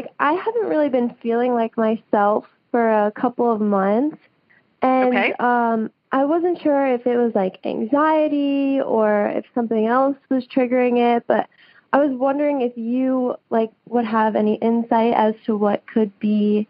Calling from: Tuscaloosa, Alabama, United States; I'm calling from Tuscaloosa, Alabama as well.

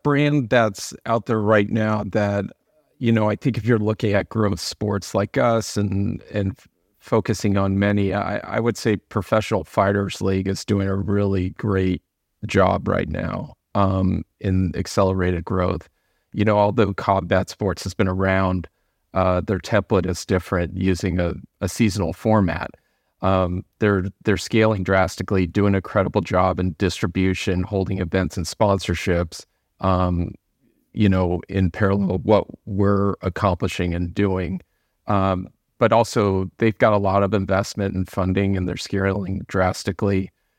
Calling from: Los Angeles, California, United States; Los Angeles, California.

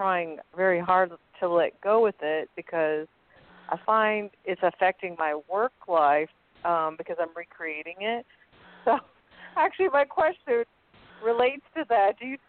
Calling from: Louisiana, United States

